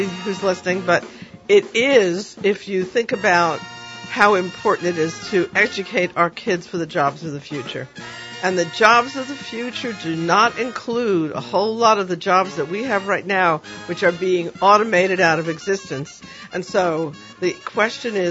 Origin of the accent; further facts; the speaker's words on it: New York City, New York, United States; when I was a kid growing up in the Bronx